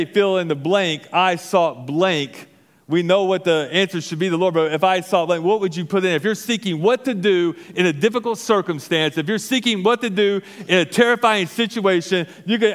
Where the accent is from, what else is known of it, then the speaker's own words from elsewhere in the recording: Arkansas, United States; moved away; I am from Arkansas. And I grew up in Arkansas, went to the University of Arkansas.